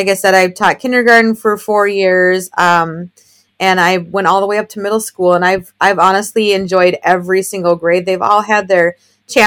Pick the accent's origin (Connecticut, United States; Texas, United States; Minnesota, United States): Minnesota, United States; I am born and raised in Minnesota, about a half hour north of Minneapolis.